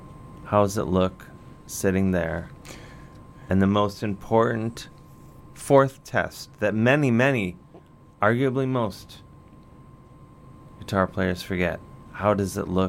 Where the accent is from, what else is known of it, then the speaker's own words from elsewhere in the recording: Cleveland, Ohio, United States; moved away; My hometown.